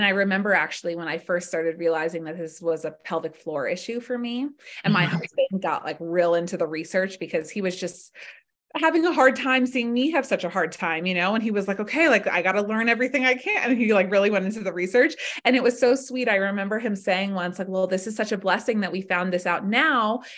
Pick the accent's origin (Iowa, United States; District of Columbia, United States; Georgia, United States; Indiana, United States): Georgia, United States; Atlanta; also born or lived in West Coast; I grew up in Atlanta.